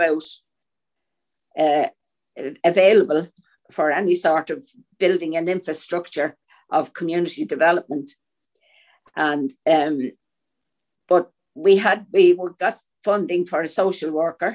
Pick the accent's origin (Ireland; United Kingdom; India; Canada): Ireland; Dublin, Leinster; growing up in Pierce Street, it was a very, very densely populated community